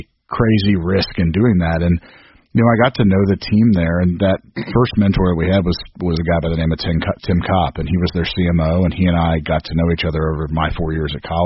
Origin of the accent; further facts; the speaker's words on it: Union, Kentucky, United States; also born or lived in Bloomington, Indiana / Indianapolis, Indiana; So Evan and I grew up in Union here in northern Kentucky.